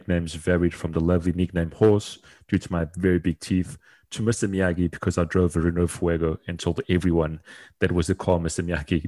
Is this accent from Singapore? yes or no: no; Portugal; also born or lived in South Africa / United States / London / United Kingdom; I am South African born, grew up and did all of my schooling in Portugal, moved to America for a bit, then to London, back to South Africa, then moved again to the UK.